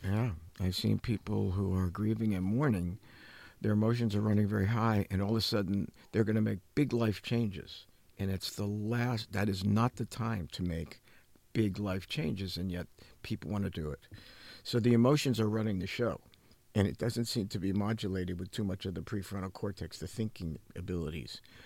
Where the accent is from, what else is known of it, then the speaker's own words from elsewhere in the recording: New Jersey, United States; growing up in New Jersey